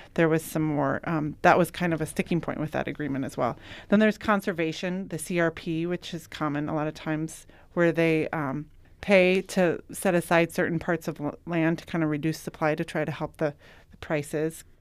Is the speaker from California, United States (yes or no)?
no; Yankton, South Dakota, United States; moved away as an adult; I grew up in Yankton